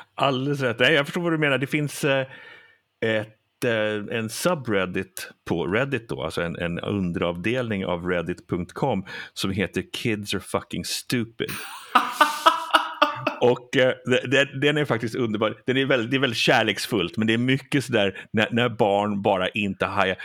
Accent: Sweden; Jag är ju svensk då, gift med en amerikanska och vi svenskar

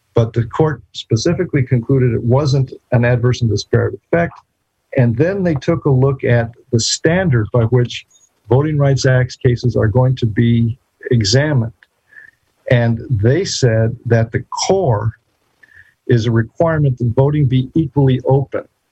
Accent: New Mexico, United States; now in Texas, United States; my home state of Texas. Well, actually, I was born in New Mexico, but I've lived in Texas since 1988.

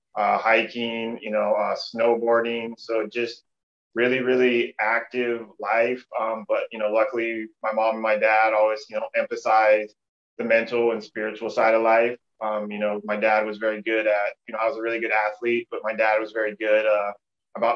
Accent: Pullman, Washington, United States; also born or lived in Portland, Oregon; now in Eugene, United States; I currently live in Eugene, Oregon, and I was born and raised in Pullman, Washington, which is right on the border of Idaho.

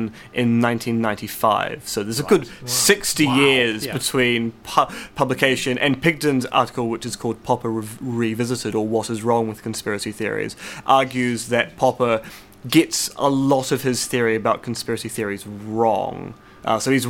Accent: Devonport, Auckland, New Zealand; I grew up in Devonport

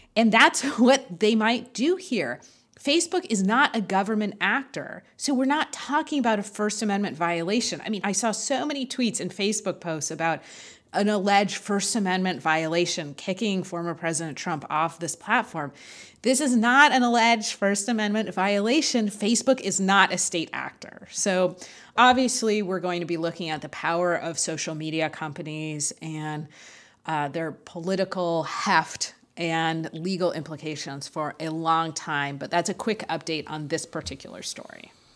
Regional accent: Los Angeles, California, United States; We're both Angelinos. I was born in Los Angeles.

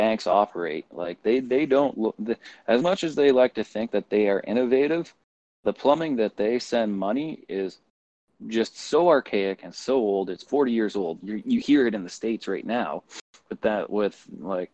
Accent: Canada; also born or lived in Red Deer, Alberta; I'm looking at this as a Canadian

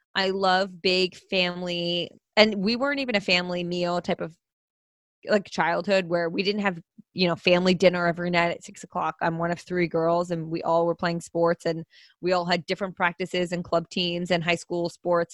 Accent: New Jersey, United States; also born or lived in Pennsylvania; I am originally from New Jersey

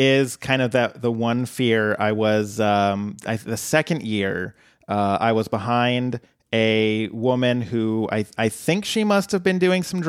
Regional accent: the South, United States; now in Portland, United States; well, I'm from the South.

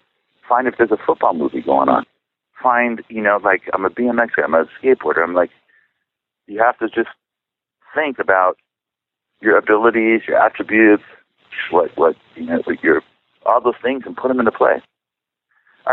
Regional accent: San Clemente, California, United States; first language Czech; English is a second language; also born or lived in Chicago, Illinois; I was raised in San Clemente, small little beach town

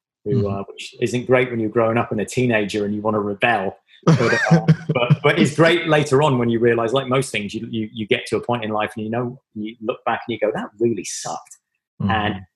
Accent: Devon, South West England, United Kingdom; moved away; It's from England. It's from the very southwest of England. I was born in Devon. It was a very rural community. I grew up, the places I grew up in England they're not even called villages.

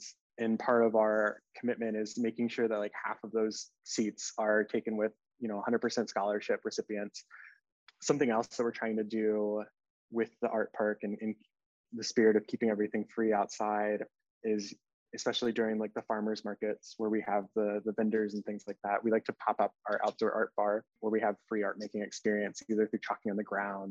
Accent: Richmond, Virginia, United States; also born or lived in Charlottesville, Virginia; I was born and raised in Richmond, Virginia

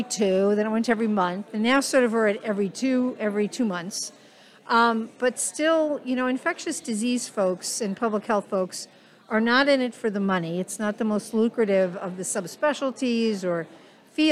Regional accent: New York, United States; now in Nebraska, United States; I'm a New Yorker, so I use kibitz as a term from time to time

